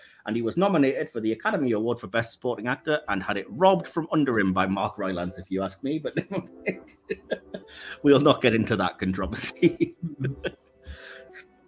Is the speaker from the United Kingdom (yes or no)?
yes; England, United Kingdom; as an English guy